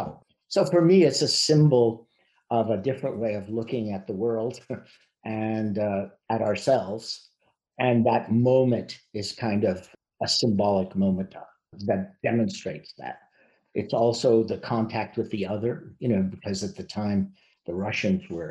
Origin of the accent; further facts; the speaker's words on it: Montreal, Quebec, Canada; I was born in Montreal